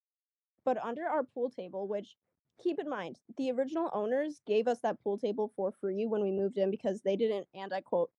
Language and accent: English; Arizona, United States; I'm from Arizona